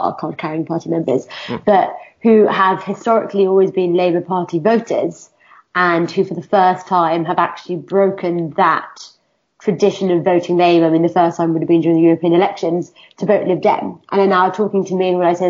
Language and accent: English; United Kingdom; I'm a woman, I'm a British Pakistani